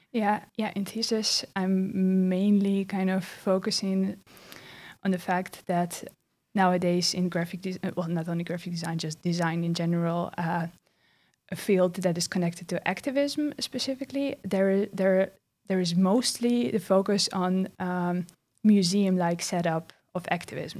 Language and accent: English; Belarus; now in Netherlands; closely connected to my homeland, which is Belarus. I'm from Belarus